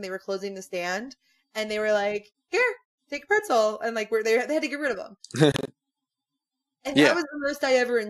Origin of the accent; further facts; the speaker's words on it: Philadelphia, Pennsylvania, United States; we are from the Philly area